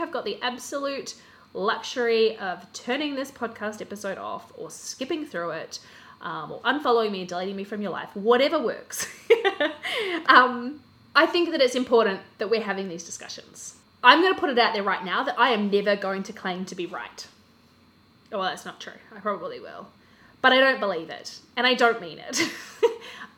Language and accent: English; Australia; now in Christchurch, New Zealand; I am originally from Australia. I'm currently living in Christchurch, New Zealand